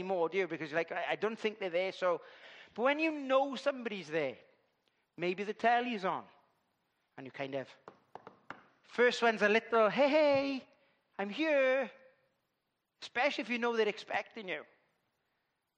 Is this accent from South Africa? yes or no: no; Llandudwardre, Wales, United Kingdom; I come from Llandudwardre